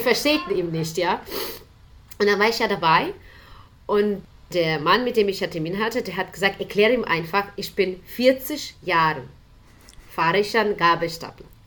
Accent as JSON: {"language": "German", "country": "Ukraine", "tie": "born or raised there", "also_born_or_lived": "Germany", "second_language": "German", "moved": "as an adult", "lives_now": "Mainz, Germany", "said": "Ich komme ursprünglich aus der Ukraine. Meine ganze Familie ist in der Ukraine. Ich habe in der Ukraine mein Studium, meine Schule besucht"}